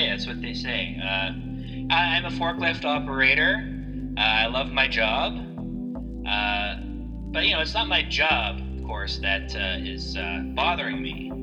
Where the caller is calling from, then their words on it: Barrie, Ontario, Canada; I am calling from Barrie, Ontario.